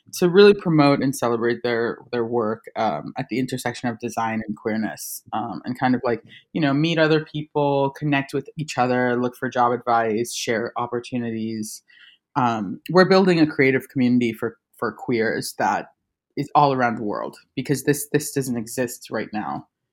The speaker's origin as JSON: {"language": "English", "country": "Trinidad & Tobago", "tie": "born or raised there", "moved": "yes", "lives_now": "Buenos Aires, Argentina", "said": "I'm a Trinidadian born graphic designer. Um, I currently live in Buenos Aires, Argentina"}